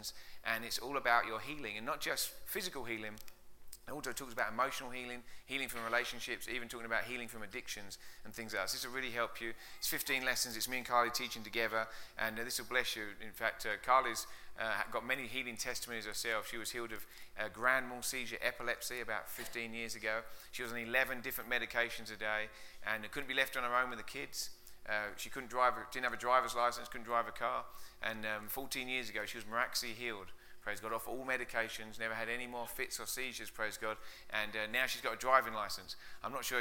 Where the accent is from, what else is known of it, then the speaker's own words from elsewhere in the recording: England, United Kingdom; moved away as an adult; now in United States; you can tell my accent isn't from Colorado. It's from out east. I'm way out east, about 6,000 miles out east from England. Came over 10 years ago.